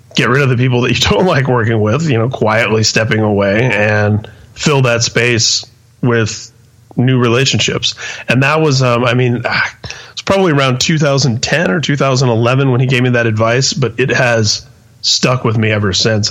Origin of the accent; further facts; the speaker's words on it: Indianapolis, Indiana, United States; also born or lived in San Mateo, California; I was uh, born and raised in Indianapolis